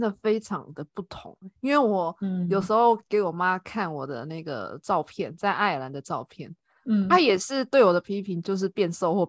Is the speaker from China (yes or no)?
no; Taiwan; 其实我虽然我是台湾人，但是我的那个。家人亲戚他们也蛮喜欢问我，因为我我不在台湾工作